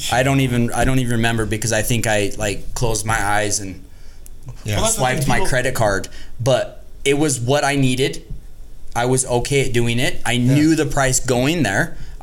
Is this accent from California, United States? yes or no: no; Las Vegas, Nevada, United States; moved away as an adult; now in Utah, United States; I grew up in Vegas.